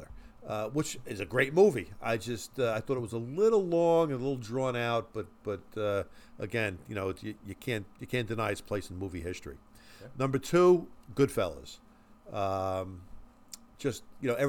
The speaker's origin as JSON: {"language": "English", "town": "New York City", "region": "New York", "country": "United States", "tie": "born or raised there", "said": "I was born on the Lower East Side"}